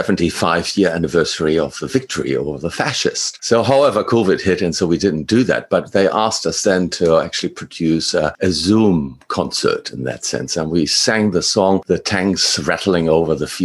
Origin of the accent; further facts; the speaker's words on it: Germany; moved away as an adult; now in Australia; originally I'm from Germany. I came to Australia at 26 after I finished my studies